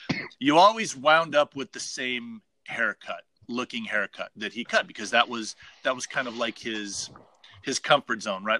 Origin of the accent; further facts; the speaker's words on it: Las Vegas, Nevada, United States; myself growing up in Las Vegas when I was a kid, like really, really young.